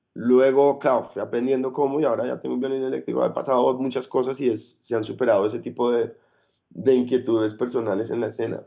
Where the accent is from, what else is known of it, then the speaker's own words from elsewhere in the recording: Colombia; moved away as an adult; also born or lived in Europe; cuando ya me fui de Colombia y empecé a trabajar como carga y descarga y como todo lo que pudiera en, eventos en Europa